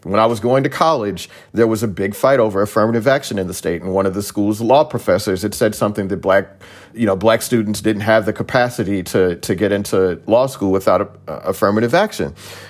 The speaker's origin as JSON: {"language": "English", "region": "the South", "country": "United States", "said": "I'm from the South."}